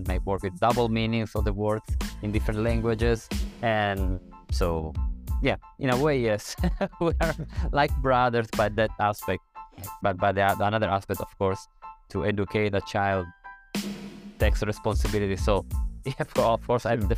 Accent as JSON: {"language": "English", "region": "Sicily", "country": "Italy", "moved": "yes", "lives_now": "Thailand", "said": "I'm from Sicily, and in Sicily, at least up to the previous generation, we have still this idea"}